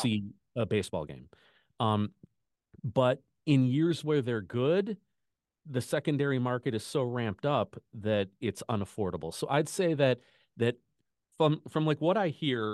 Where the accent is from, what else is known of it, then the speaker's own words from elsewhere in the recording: Chicago, Illinois, United States; I grew up in Chicago